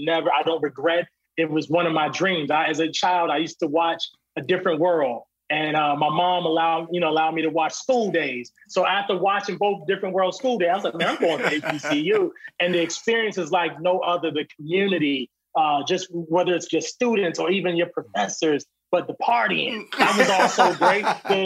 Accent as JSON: {"language": "English", "region": "Virginia", "country": "United States", "said": "we were just talking about how grateful we are to be from Virginia."}